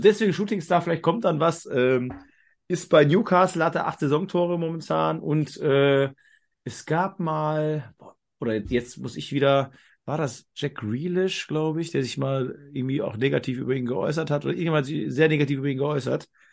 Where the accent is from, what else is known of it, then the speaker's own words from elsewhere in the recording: near the Ruhr, North Rhine-Westphalia, Germany; ich komme ja aus dem Ruhrgebiet oder Nähe vom Ruhrgebiet, Niederrhein